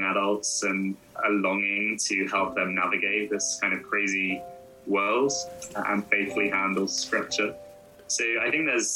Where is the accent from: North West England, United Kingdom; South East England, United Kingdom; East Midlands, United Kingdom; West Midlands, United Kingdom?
South East England, United Kingdom; Surrey; I grew up in Surrey, county southwest of London.